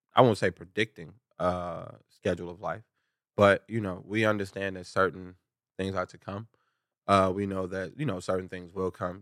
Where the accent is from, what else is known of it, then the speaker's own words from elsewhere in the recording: Chicago, Illinois, United States; growing up in Chicago